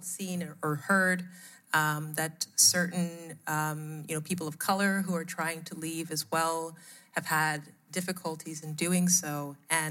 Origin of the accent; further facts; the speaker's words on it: United States; moved away as an adult; also born or lived in Nigeria / Europe; My family moved to the U.S. When I was quite young